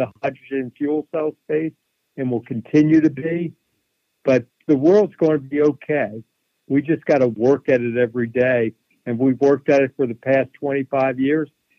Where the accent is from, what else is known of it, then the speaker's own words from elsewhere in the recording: Philadelphia, Pennsylvania, United States; I grew up in Philadelphia